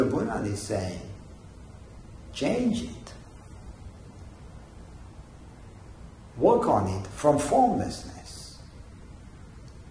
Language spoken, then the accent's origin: English; Israel; I remember growing up in Israel